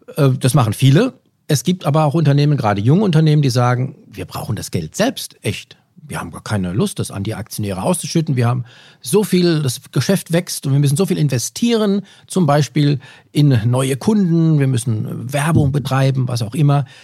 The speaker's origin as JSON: {"language": "German", "country": "Germany", "said": "bei uns in Deutschland"}